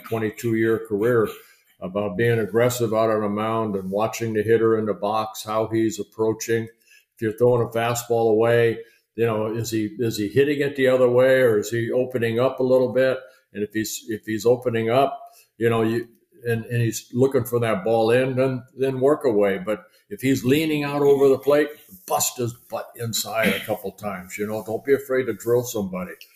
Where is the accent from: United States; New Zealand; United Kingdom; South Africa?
United States; Southern California; also born or lived in Netherlands / Canada; I grew up in Southern California watching Koufax